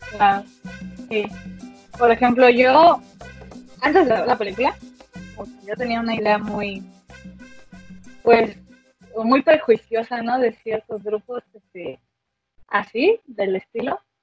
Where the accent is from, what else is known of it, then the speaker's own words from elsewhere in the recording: Mexico; nosotros mexicanos